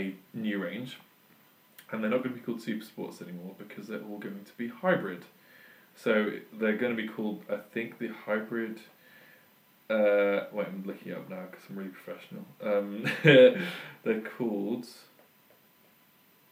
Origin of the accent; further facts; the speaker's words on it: Surrey, South East England, United Kingdom; now in Oxford, United Kingdom; I'm obviously English. I grew up in Surrey, near the A3.